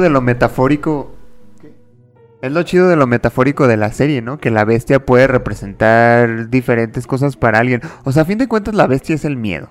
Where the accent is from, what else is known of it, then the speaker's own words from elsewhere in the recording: Mexico; soy de México